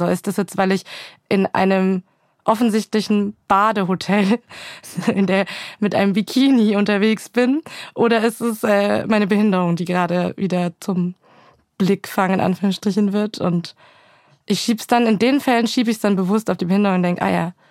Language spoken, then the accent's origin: German; Pegnitz, Bavaria, Germany; Oh, es ist eine sehr kleine Stadt. Ich hoffe, die Leute sind da jetzt nicht diskriminiert, aber es ist eine Stadt, die heißt Pegnitz. Es gibt einen Fluss, der heißt Pegnitz.